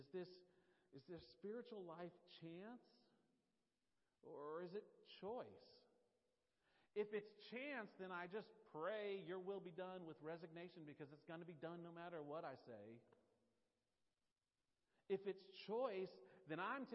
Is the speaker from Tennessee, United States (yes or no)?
yes; Nashville, Tennessee, United States; accent: Nashville; That's actually my Nashville accent